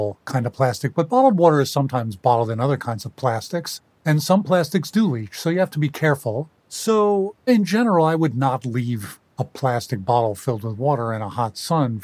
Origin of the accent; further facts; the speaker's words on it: New York City, New York, United States; I grew up in New York City